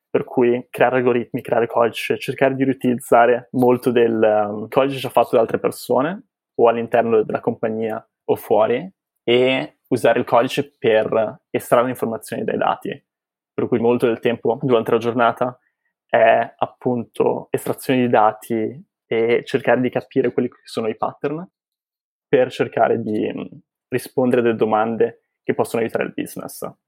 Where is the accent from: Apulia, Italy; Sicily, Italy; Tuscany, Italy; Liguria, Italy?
Liguria, Italy; Genoa; moved away as an adult; also born or lived in England / United States; now in Boston, United States; sono originario di Genova, in cui ho passato i miei primi vent'anni